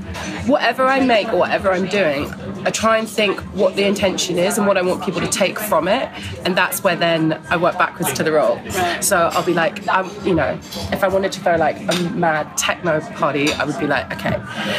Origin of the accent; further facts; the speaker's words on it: Newfoundland and Labrador, Canada; family space that was, you know, had a proper mix of people that was really specifically nostalgic to my growing up in Labrador, which doesn't exist anymore